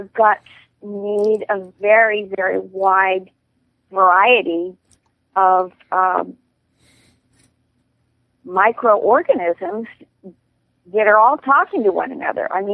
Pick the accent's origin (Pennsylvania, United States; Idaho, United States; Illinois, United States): Pennsylvania, United States; outside of Pittsburgh; I grew up outside of Pittsburgh